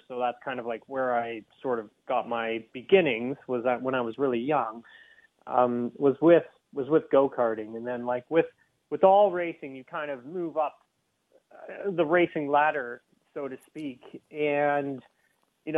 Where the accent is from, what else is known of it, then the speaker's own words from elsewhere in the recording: Keene, Ontario, Canada; I grew up in Peterborough. Well, actually, technically, I grew up in Keene, which is located outside of Peterborough.